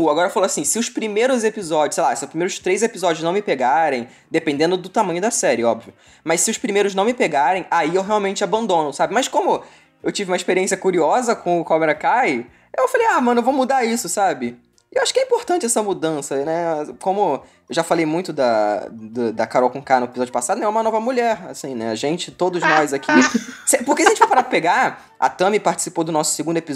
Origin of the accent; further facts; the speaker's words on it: Rio de Janeiro, Brazil; É fluminense, porque eu não sou carioca.